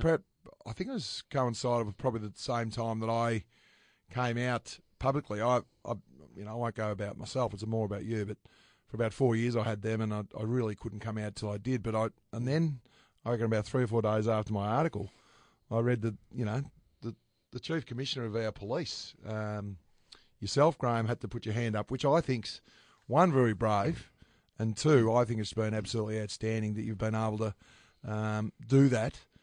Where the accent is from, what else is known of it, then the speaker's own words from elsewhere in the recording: Bungaree, Victoria, Australia; I was brought up in Bungaree. So, the Central Highlands